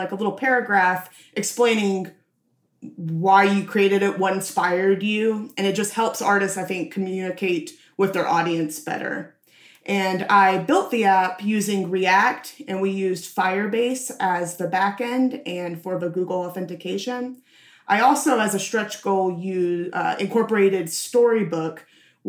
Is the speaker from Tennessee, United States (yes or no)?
yes; Nashville, Tennessee, United States; I was born and raised in Nashville.